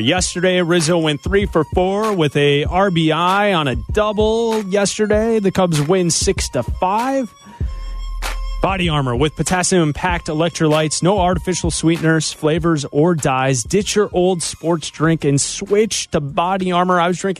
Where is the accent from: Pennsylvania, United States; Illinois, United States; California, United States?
Illinois, United States; Chicago; Chicago. Illinois.